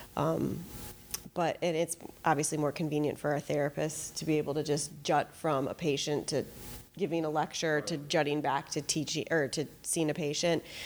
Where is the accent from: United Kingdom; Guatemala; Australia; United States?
United States; Fox Point, Wisconsin; also born or lived in Madison, Wisconsin; I grew up in Fox Point